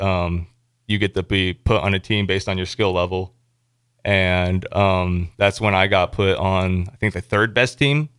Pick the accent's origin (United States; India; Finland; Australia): United States; Elkhorn, Nebraska; I'm from Elkhorn, Nebraska, um, for people who don't know, it's a suburb of Omaha